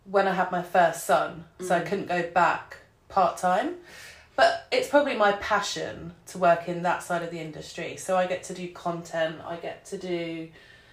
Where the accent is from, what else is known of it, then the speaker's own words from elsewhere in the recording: Harrow, London, United Kingdom; now in St Albans, United Kingdom; I grew up in Middlesex, in Harrow, which I absolutely hated